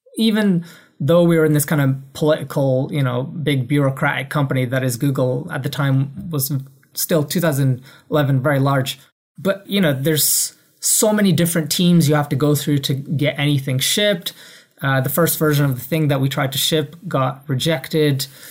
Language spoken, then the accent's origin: English; Edinburgh, Scotland, United Kingdom; moved away as an adult; also born or lived in London; I grew up in Edinburgh, Scotland